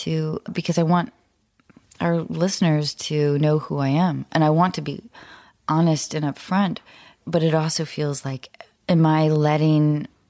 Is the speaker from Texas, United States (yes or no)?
yes; Dallas, Texas, United States; born there; also born or lived in Santa Fe / Denver / Salt Lake City; So I was born in Dallas.